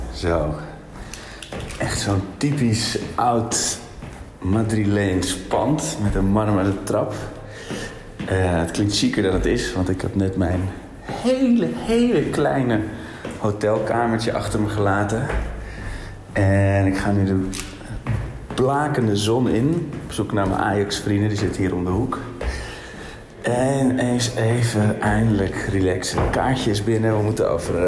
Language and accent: Dutch; Netherlands; als Nederlanders